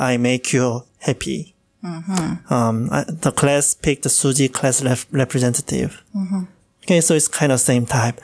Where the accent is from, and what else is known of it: South Korea; English is a second language; moved away